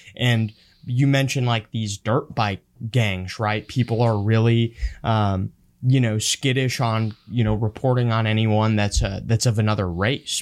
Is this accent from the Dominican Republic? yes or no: no; Honduras; moved away; I grew up in Honduras